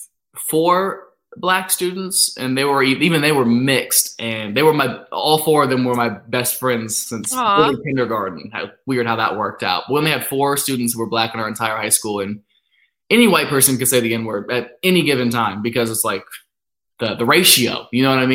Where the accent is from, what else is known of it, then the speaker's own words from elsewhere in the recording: North Lewisburg, Ohio, United States; now in Los Angeles, United States; when I grew up in Ohio, like it was a very small town.